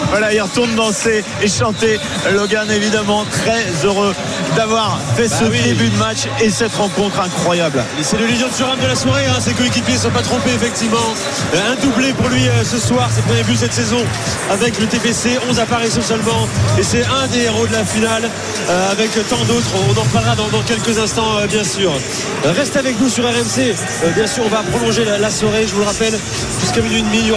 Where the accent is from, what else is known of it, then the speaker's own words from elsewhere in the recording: Paris, Île-de-France, France; Je viens de Paris aussi, moi je viens de Paris de 7ème